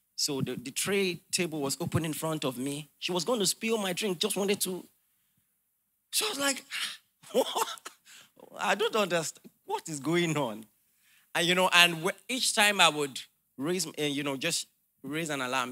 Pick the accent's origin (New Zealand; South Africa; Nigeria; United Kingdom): Nigeria; as a Nigerian